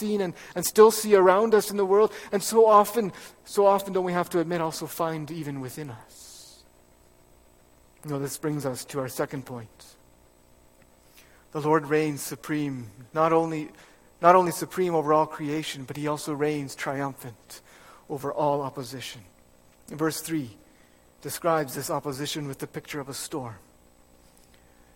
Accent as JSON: {"language": "English", "area": "Fraser Valley", "region": "British Columbia", "country": "Canada", "tie": "born or raised there", "moved": "yes", "said": "I grew up in the Fraser Valley in BC"}